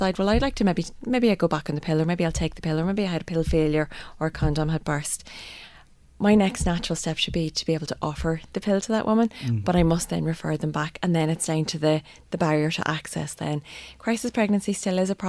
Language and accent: English; Northern Ireland, United Kingdom; now in Ireland; I'm obviously from Northern Ireland